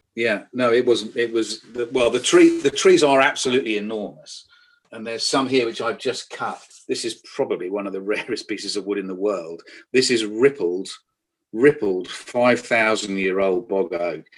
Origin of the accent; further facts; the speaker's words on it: the Fens, East of England, United Kingdom; I'm a child of the Fens. I was brought up in the Fens.